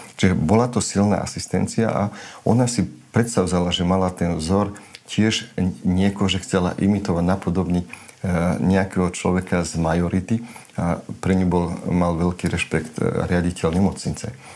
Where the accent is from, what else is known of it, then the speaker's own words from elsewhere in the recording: Slovakia; first language Romani; Slovak is a second language; som na dedine vyrastal